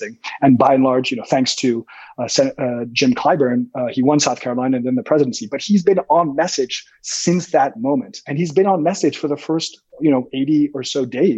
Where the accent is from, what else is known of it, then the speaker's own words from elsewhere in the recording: Canada; also born or lived in London, United Kingdom; now in Los Angeles, United States; I'm Canadian, but I'm living here in Los Angeles, California